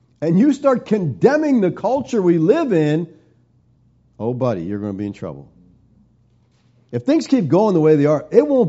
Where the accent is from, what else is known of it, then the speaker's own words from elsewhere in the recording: United States; we're American Christians